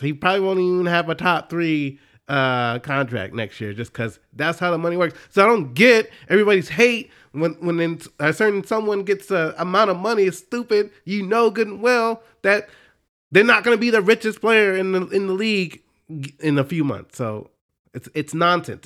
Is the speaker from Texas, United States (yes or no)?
yes; Dallas, Texas, United States; I grew up in Dallas